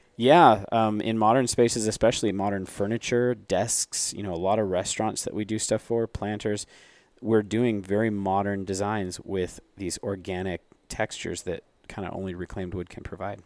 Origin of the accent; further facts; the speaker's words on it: Phoenix, Arizona, United States; we're from Phoenix